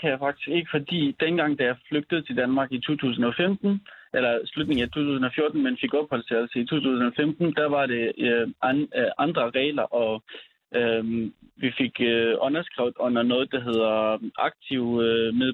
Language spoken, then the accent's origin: Danish; Syria; moved away as an adult; now in Denmark; vi er født og opvokset i Syrien, og og vi har været der indtil altså, øhm, hmm. meget spontant, vi skulle flygte